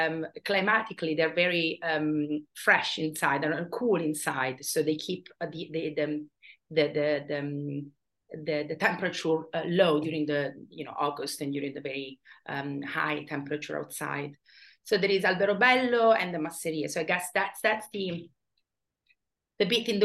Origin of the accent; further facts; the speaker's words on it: Bari, Apulia, Italy; moved away; I come from Bari originally.